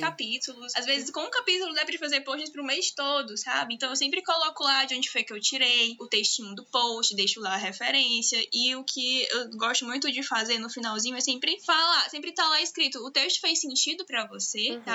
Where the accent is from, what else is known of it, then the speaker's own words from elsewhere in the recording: Teresina, Piauí, Brazil; Eu sou de Teresina, estado do Piauí